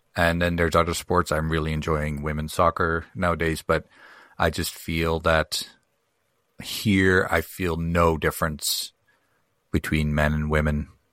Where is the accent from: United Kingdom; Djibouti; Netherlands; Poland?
Netherlands; moved away; I grew up in Holland